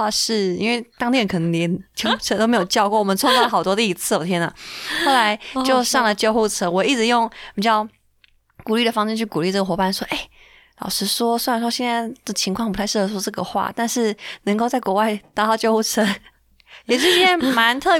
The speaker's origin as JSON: {"language": "Chinese", "country": "Taiwan", "said": "然后知道我们是台湾来的，哦，"}